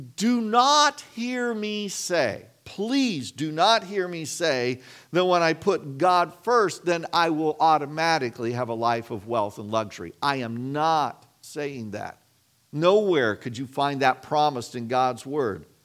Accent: Kansas, United States; I grew up in Kansas

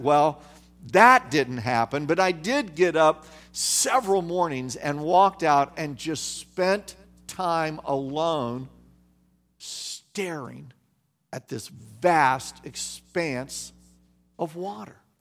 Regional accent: Kansas, United States; I grew up in Kansas, okay, the, near the geographical center of the United States

